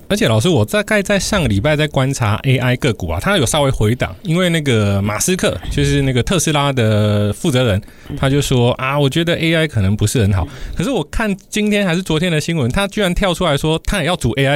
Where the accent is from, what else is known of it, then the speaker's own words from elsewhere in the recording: southern Taiwan, Taiwan; moved away; 我过年回去南部的时候